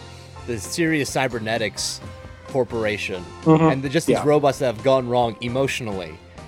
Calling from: Oklahoma, United States; I'm calling out of Oklahoma today.

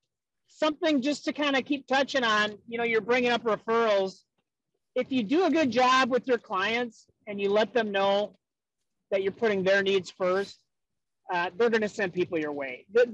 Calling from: West St. Paul, Minnesota, United States; I'm calling you from West St. Paul, Minnesota, which is south of St. Paul.

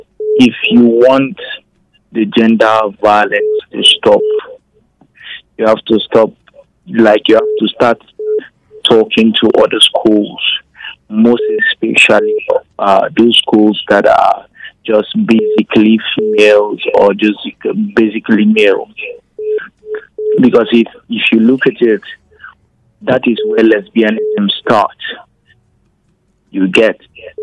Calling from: Jos, Plateau, Nigeria; I'm calling from Angulo Jos.

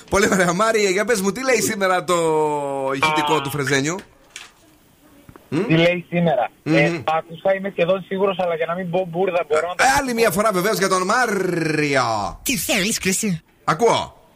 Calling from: Pylaia, Central Macedonia, Greece; Είμαι από Πηλαία.

